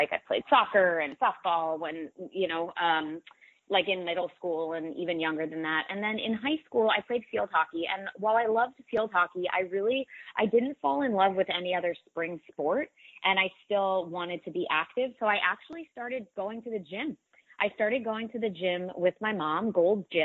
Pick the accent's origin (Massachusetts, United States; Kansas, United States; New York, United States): Massachusetts, United States; Newton; I grew up right outside of Boston in a community called Newton, Massachusetts, in a town called Newton, Massachusetts.